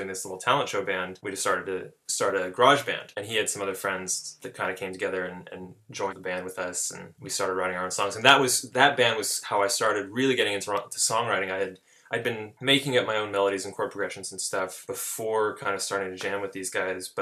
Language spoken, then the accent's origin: English; Chico, California, United States; moved away as an adult; now in Los Angeles, United States; I'm from California. I was born in Chico, California, which is sort of a college town pretty far up in Northern California. And when I was growing up there